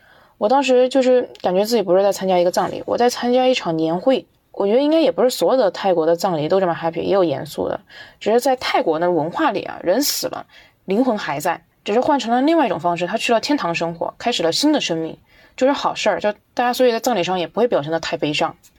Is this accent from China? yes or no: yes; Sichuan, China; 我来自四川，我现在是一名大学生